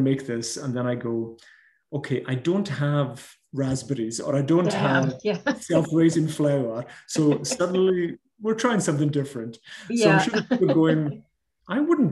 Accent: Scotland, United Kingdom; We want to identify as Scottish

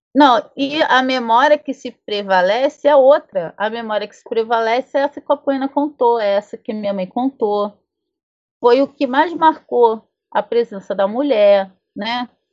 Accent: south of Minas Gerais, Brazil; na minha terra, na, na no sul de Minas, enfim, por onde meus ancestrais passaram

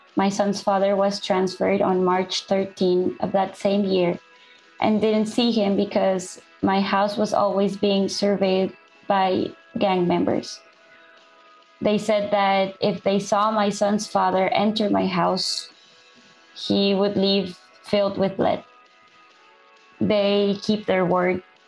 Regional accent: El Salvador; moved away as an adult; now in Ciudad Juarez, Mexico; I came from El Salvador with, with my son

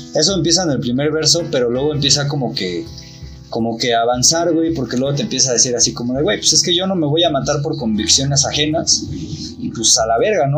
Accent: Mexico; also born or lived in Mexico City; nosotros como mexicanos

